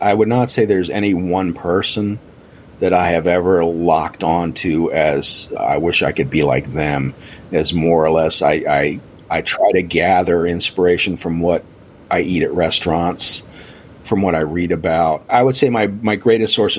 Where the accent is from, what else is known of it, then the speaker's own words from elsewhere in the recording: United States; I'm an American.